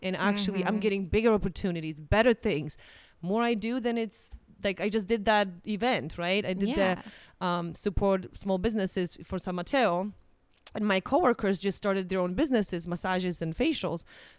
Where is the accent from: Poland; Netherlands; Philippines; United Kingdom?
Poland; English is a second language; now in United States; I remember when I came from Poland, because in Poland, it's kind of funny thing.